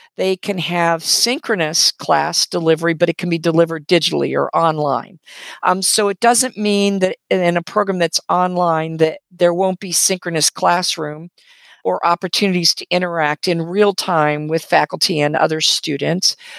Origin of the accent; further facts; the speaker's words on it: West Coast, United States; also born or lived in Canada; now in Southwest Virginia, United States; I grew up on the West Coast